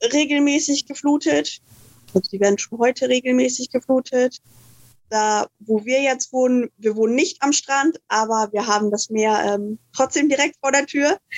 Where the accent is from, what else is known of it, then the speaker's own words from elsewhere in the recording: Germany; now in Fiji; Wie gesagt, ich komme aus Deutschland, bin 2018 nach Fidschi gekommen